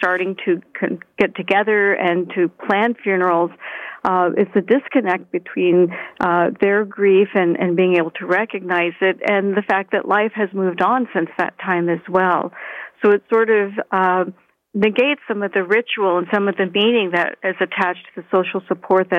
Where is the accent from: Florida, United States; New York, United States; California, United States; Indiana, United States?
Florida, United States; now in Canada; I'm originally from Florida